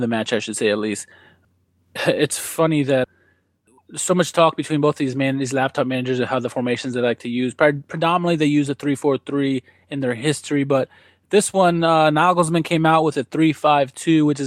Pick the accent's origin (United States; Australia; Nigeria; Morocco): United States; as an American